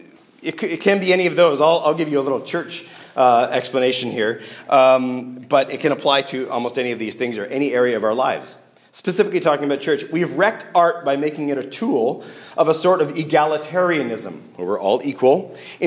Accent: Canada; I'm Canadian

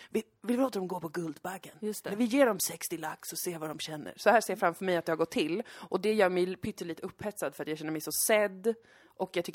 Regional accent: Karolinska Hospital, Stockholm County, Sweden; Jag föddes eh, på Karolinska sjukhuset.

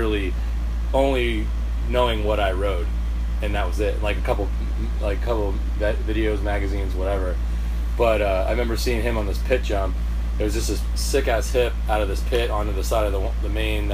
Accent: Northampton, Pennsylvania, United States; I'm from Northampton, Pennsylvania, which is in the Lehigh Valley in PA

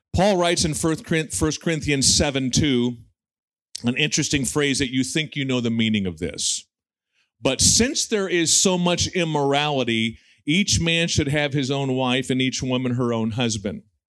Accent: United States; we have as American evangelicals

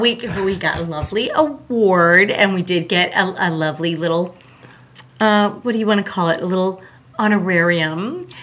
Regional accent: Pembroke Pines, Florida, United States; also born or lived in Long Island, New York / Tallahassee, Florida; I was born in Long Island, New York, Yay! but I really, I really grew up in the South Florida area in a town called Pembroke Pines

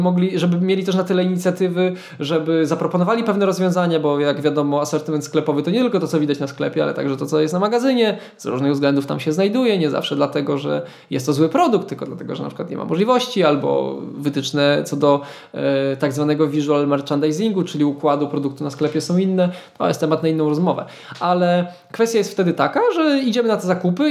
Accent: Świdnica, Lower Silesian Voivodeship, Poland; now in Wrocław, Poland; wracam do mojej podrodzinnej Świdnicy

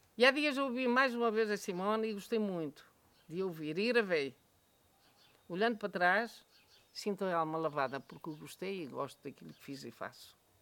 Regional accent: Manhouce, Viseu, Portugal; eu conheci a minha terra sem luz, sem telefone, sem estrada, eh, portanto, isolado.

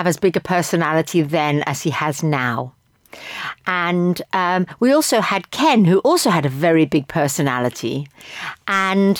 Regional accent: London, United Kingdom; Me as a Briton or as a Londoner, me as a Jew

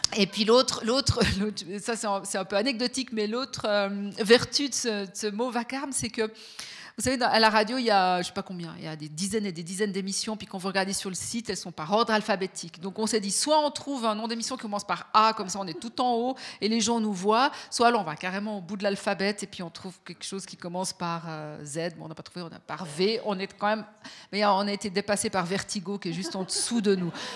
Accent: Fribourg, Switzerland; moi, je suis née à Fribourg, j'ai grandi à Fribourg

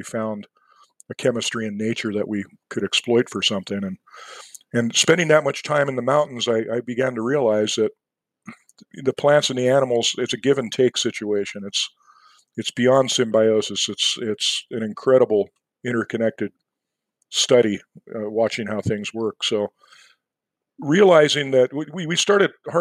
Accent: San Diego, California, United States; moved away; also born or lived in Montana; I grew up in San Diego

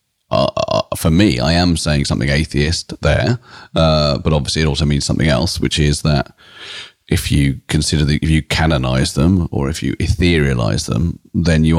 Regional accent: United Kingdom; a British comedian and writer

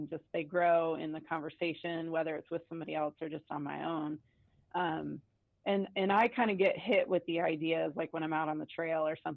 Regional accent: Atlanta, Georgia, United States; now in Bend, United States; So I grew up in Atlanta, and I moved here in 1997

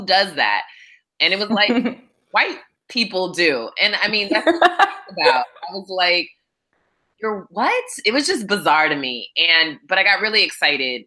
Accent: Hawaii, United States; also born or lived in California / Florida; now in Atlanta, United States; I grew up in Hawaii for the bulk of my life and then spent some years in California

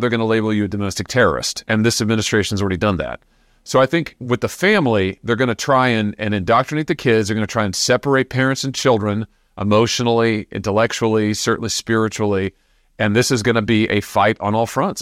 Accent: Missouri, United States; my home state of Missouri

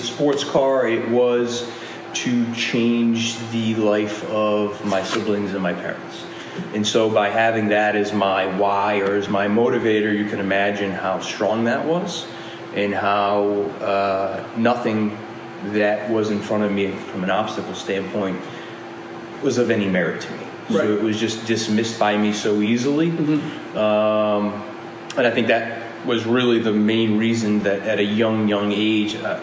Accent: Rhode Island, United States; grew up in the projects in Rhode Island

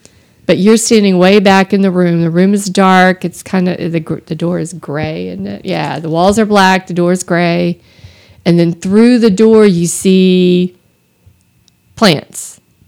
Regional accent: Austin, Texas, United States; I grew up in Austin.

